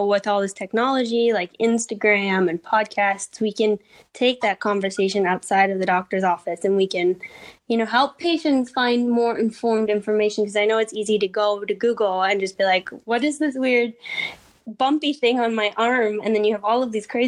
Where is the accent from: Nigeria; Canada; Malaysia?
Canada; now in Berlin, Germany; I couldn't be like more foreign because I'm Canadian